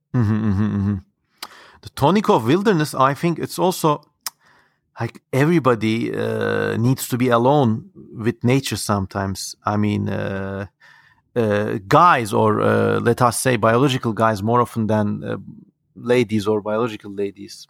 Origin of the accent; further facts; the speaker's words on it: Ankara, Turkey; growing up in Turkey